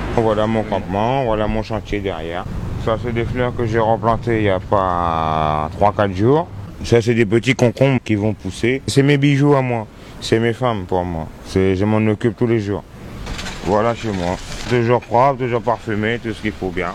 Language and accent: French; Guadeloupe; now in France; chez nous en Guadeloupe